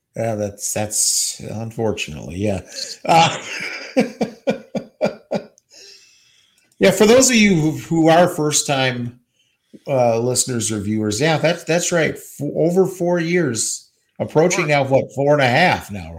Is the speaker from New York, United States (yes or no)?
yes; New York City, New York, United States; now in Eagan, United States; from Queens, New York